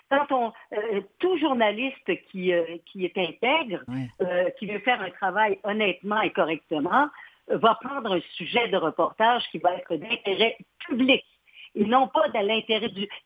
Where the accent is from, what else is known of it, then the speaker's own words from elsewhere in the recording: Quebec, Canada; Je dis que je viens de la Gaspésie. Alors, euh, dès lors, je suis gaspésienne.